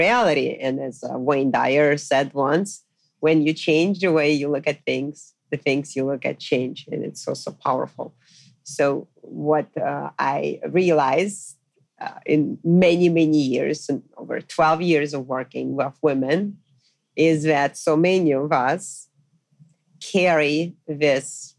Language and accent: English; Moscow, Russia; moved away as an adult; also born or lived in Pennsylvania, United States; now in New York City, United States; I was born and raised in Moscow, Russia